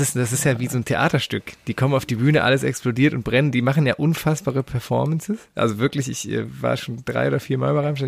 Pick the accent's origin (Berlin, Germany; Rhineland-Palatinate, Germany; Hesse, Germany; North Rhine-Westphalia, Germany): North Rhine-Westphalia, Germany; Düren; Das war quasi der Plattenladen in meiner Heimatstadt. Ich komme aus Düren.